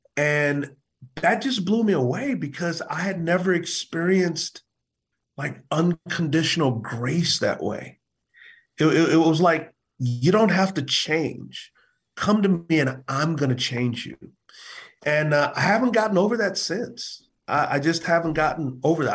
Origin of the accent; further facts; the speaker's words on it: San Antonio, Texas, United States; moved away; also born or lived in Provo, Utah; both of us from San Antonio. We're from Texas.